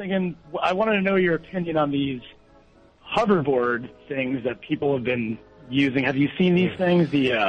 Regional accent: New York, United States; now in Los Angeles, United States; I'm originally from New York.

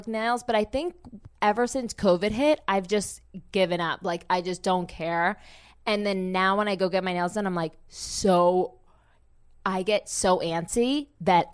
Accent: New Jersey, United States; now in Dallas, United States; I'm from Jersey

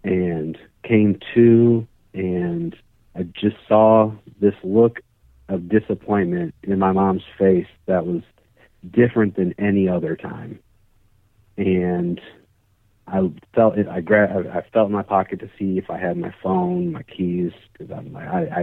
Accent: Indianapolis, Indiana, United States; I am from the Indianapolis, Indiana area. I live in a suburb just north of Indianapolis

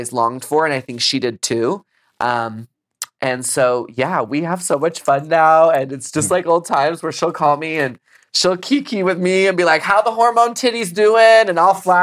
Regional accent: Texas, United States; growing up in Texas

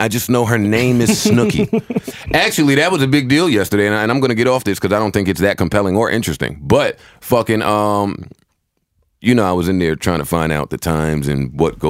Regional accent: New Jersey, United States; I'm from North Jersey.

